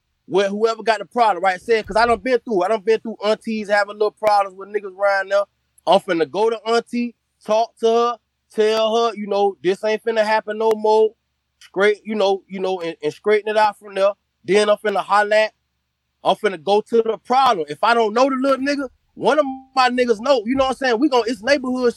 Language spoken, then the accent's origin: English; Miami, Florida, United States; I'm from Miami